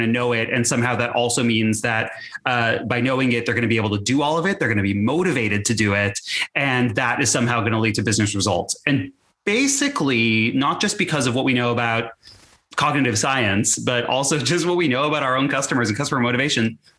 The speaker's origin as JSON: {"language": "English", "region": "Texas", "country": "United States", "tie": "born or raised there", "said": "as a teenager growing up in Texas"}